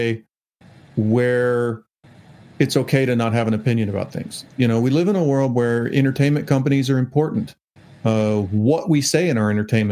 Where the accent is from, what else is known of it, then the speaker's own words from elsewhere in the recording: United States; I'm an American